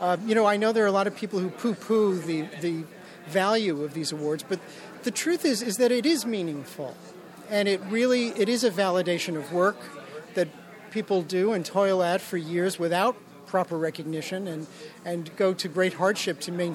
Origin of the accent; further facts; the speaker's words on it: New York City, New York, United States; when I was a child growing up in Brooklyn